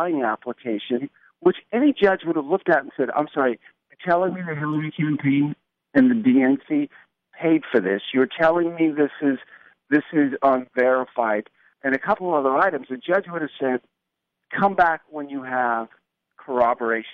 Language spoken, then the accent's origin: English; Huntington, New York, United States; now in California, United States; I'm originally from New York